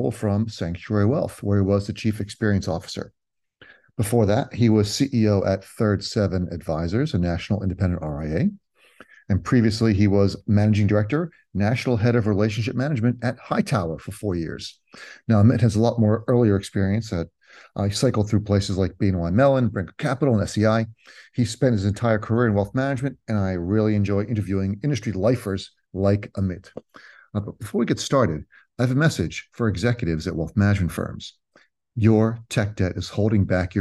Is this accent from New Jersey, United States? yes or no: yes; Cherry Hill, New Jersey, United States; I grew up in Cherry Hill